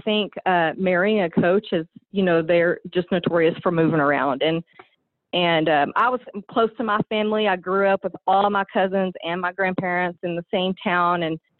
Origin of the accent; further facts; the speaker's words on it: Dimmitt, Texas, United States; I grew up in Dimmitt, Texas, which is just kind of right in between Amarillo and Lubbock on the top Texas panhandle. Not a big town, but, you know, small.